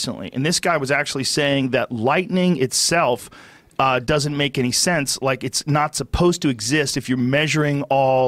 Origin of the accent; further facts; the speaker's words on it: United States; I'm an American.